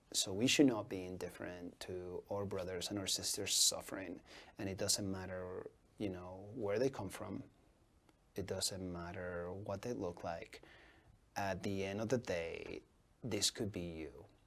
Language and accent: English; Boise, Idaho, United States; I grew up in the North End after I migrated here, you know, back in '94, and um, you know, my, I lived with my grandparents